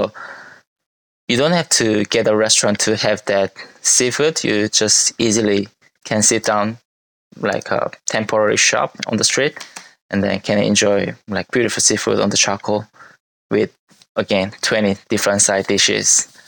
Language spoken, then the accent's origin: English; South Korea; if you order in Korea, you will get probably 5 side dishes to come with. But in my hometown, you should be able to get like 15 different side dishes with just one serve of rice and soup.